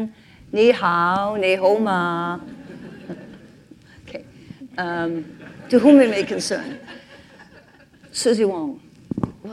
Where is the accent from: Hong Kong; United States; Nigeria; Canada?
Hong Kong; I was born in Hong Kong